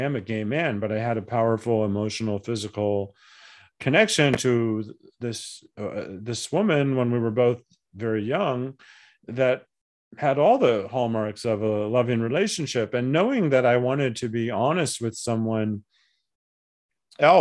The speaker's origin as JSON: {"language": "English", "town": "Flagstaff", "region": "Arizona", "country": "United States", "tie": "born or raised there", "also_born_or_lived": "Tucson, Arizona / Portsmouth, New Hampshire / Little Rock, Arkansas / Yuma, Arizona", "said": "I ended up growing up in Flagstaff"}